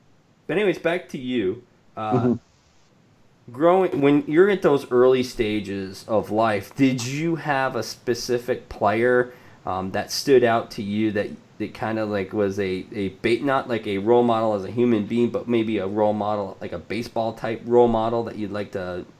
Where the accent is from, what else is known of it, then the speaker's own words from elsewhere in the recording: Vermont, United States; I grew up in Vermont